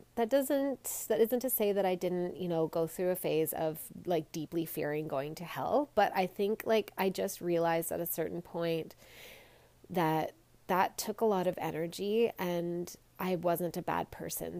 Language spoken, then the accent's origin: English; Canada; I'm Canadian